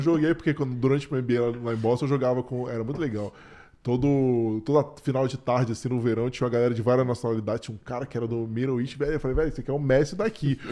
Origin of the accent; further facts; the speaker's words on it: Brazil; now in Canada; como brasileiro